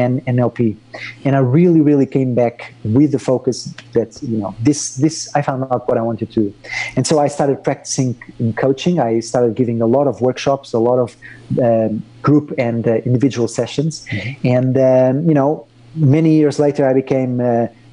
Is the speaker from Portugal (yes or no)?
yes; Portugal; moved away as an adult; also born or lived in Madrid; I was brought up in Portugal